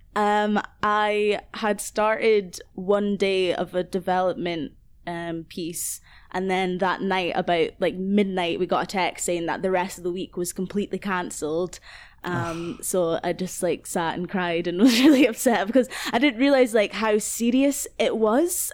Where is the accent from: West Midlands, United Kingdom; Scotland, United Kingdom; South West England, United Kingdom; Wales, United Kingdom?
Scotland, United Kingdom; Aberdeen; moved away as an adult; now in Glasgow, United Kingdom; I grew up in Aberdeen, um, like, basically my whole life, and now I live in Glasgow, in Southside.